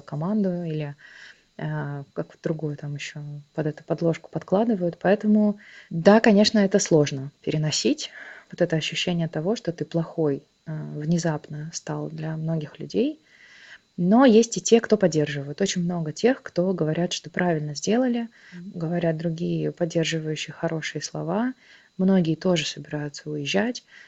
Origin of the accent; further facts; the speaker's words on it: Russia; moved away as an adult; now in Tbilisi, Georgia; когда ты говоришь, что из России